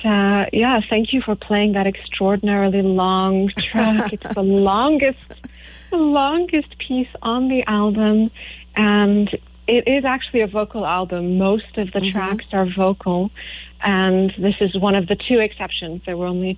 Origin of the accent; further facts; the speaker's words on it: France; now in United States; My parents met in France. I was born in France